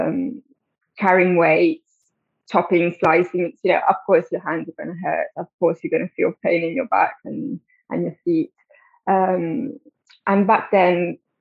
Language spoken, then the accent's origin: English; Italy; moved away as an adult; now in London, United Kingdom; So I grew up in Italy, but I've been living in London for 12 years now